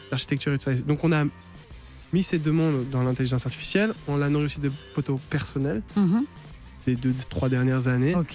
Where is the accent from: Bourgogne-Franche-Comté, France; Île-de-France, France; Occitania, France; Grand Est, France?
Île-de-France, France; Paris; born there; also born or lived in Los Angeles / Vienna / Berlin; J'ai beaucoup vécu à l'étranger à Los Angeles, à, Vienne et aussi à Berlin. Euh, mais je suis né à Paris.